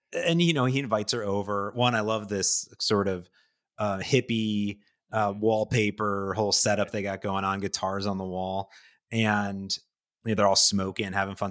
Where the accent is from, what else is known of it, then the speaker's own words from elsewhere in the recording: Ohio, United States; I grew up in Ohio